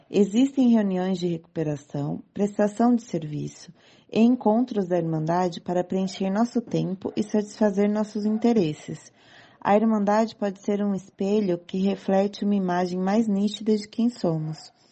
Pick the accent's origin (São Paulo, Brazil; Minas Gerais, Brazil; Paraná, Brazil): São Paulo, Brazil; Eu sou aqui de São Paulo